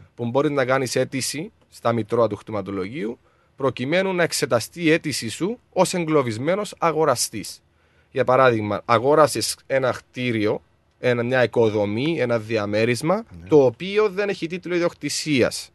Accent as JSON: {"language": "Greek", "town": "Larnaca", "region": "Larnaca District", "country": "Cyprus", "tie": "born or raised there", "moved": "as an adult", "lives_now": "Melbourne, Australia", "said": "Στην όμορφη Λάρναγα είναι η, η πόλη μου η Λάρναγα"}